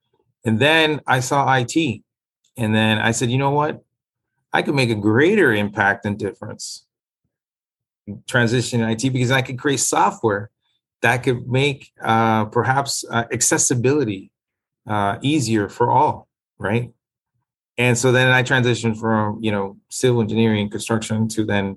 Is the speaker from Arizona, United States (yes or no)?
no; Miami, Florida, United States; also born or lived in Nicaragua; I grew up in Liberty City.